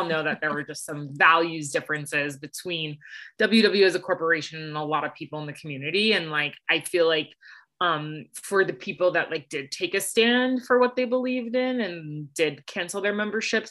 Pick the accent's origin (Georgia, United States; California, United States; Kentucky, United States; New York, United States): New York, United States; New York City; moved away; I'm originally from New York City. So I rep New York hard.